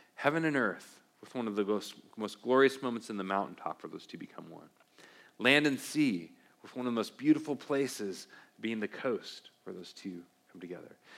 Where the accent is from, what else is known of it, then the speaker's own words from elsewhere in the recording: Beaverton, Oregon, United States; I grew up in Beaverton, Oregon, home or near Beaverton, home of uh, the Nike factory, and grew up with Nike all around